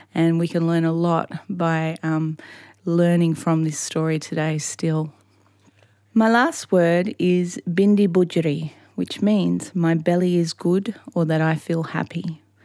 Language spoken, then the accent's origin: English; Hawkesbury area, New South Wales, Australia; I'm a Daruk woman from the Hawkesbury area.